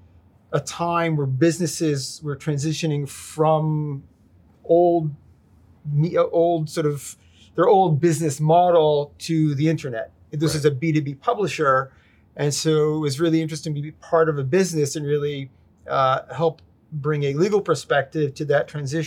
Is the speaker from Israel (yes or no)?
yes; Israel; moved away as an adult; also born or lived in New York, United States; now in Boston, United States; when I was a young child, moved to Israel with my family. And was there till 1986, did my military service and came back to the States.